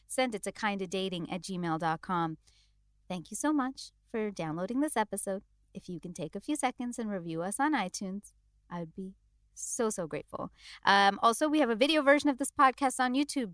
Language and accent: English; India; as an Indian